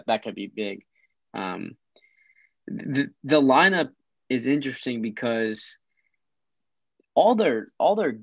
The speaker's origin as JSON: {"language": "English", "region": "Midwest", "country": "United States", "said": "we're from the Midwest"}